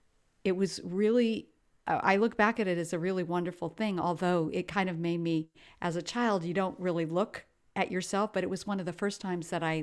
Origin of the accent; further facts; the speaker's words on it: Ethiopia; I was raised in Ethiopia, which is East Africa, and my parents and my grandparents were missionaries.